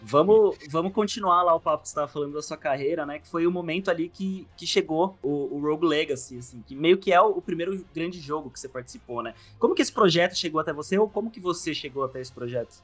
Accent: interior of São Paulo, Brazil; moved away as an adult; now in São Paulo, Brazil; eu, morava no interior de São Paulo, aqui, lá pro, onde tudo é plano.

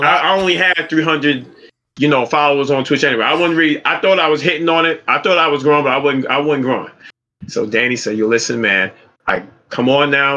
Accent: New York City, New York, United States; I am from Brooklyn, New York City

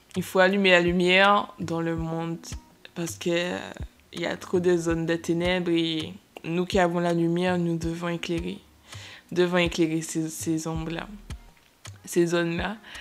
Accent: Martinique; nous venons tous de Martinique

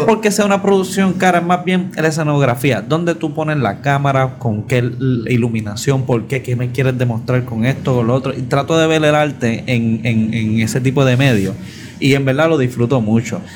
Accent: Puerto Rico; cuando yo estaba creciendo en Guapa

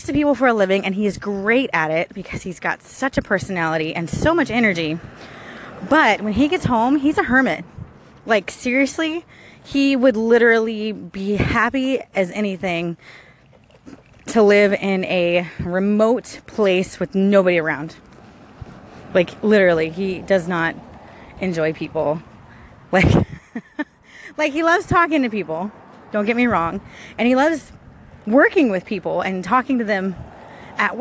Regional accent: Sumter County, Florida, United States; also born or lived in St. Petersburg, Florida; I was born in St. Petersburg, Florida. Lived there for a couple years. Then we moved to, like, way out in the boondocks where I grew up, in this place called Sumter County.

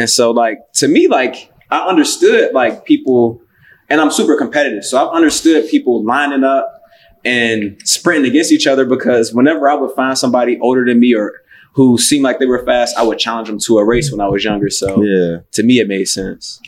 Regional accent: Cincinnati, Ohio, United States; I'm from Cincinnati

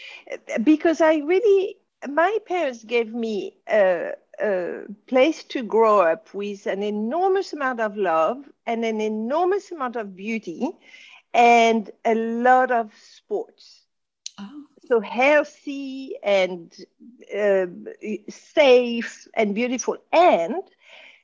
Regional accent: Casablanca, Casablanca-Settat, Morocco; accent: French; English is a second language; also born or lived in France; I was being brought up in Casablanca.

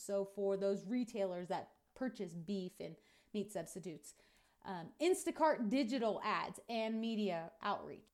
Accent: United States; what we're doing as American ranchers and farmers

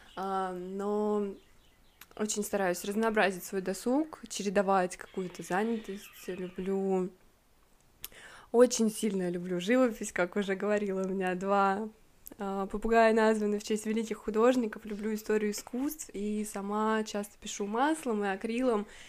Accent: Volgograd, Volgograd Oblast, Russia; Это, кстати, аэропорт в моем родном городе. Это аэропорт Гумрак. Волгоград

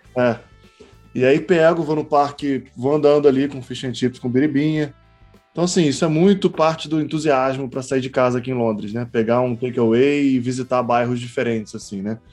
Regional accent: Niterói, Rio de Janeiro, Brazil; moved away; Eu morei, eu morei, eu sou de Niterói

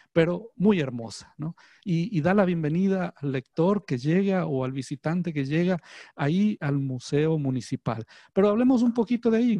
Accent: Ambato, Tungurahua, Ecuador; moved away as an adult; now in Guayaquil, Ecuador; yo nací aquí en Guayaquil. Mi mamá es guayaquileña, mi padre es ambateño, Pero fui a la escuela y al colegio en la ciudad de Ambato

